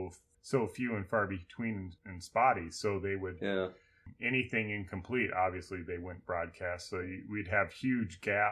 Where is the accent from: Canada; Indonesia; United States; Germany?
United States; in America, why we grew up on Tom